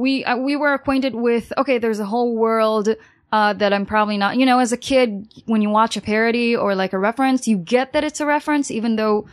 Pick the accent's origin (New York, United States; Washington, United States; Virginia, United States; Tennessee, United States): New York, United States; born there; also born or lived in Los Angeles; I was born in New York, and I did live in Los Angeles